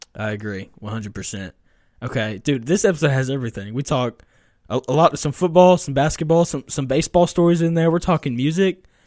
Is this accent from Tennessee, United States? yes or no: yes; Tennessee, United States; I grew up in Tennessee